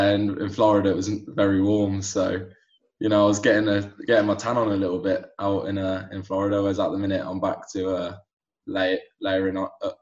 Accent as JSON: {"language": "English", "region": "England", "country": "United Kingdom", "tie": "born or raised there", "said": "So I've got a dual nationality. My I was born and raised here in England, but my mother is originally from Barcelona in Spain."}